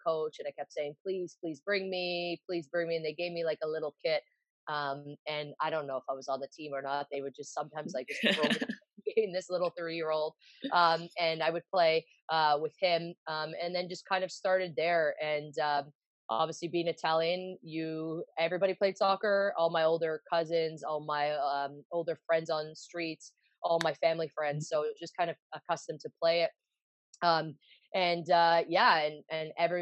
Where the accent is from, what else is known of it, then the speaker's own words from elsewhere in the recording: Vaughan, Ontario, Canada; also born or lived in Toronto; I grew up in Toronto until I was like three and a half, and we moved to Vaughan, so just outside the GTA, so about 40 minutes north of Toronto.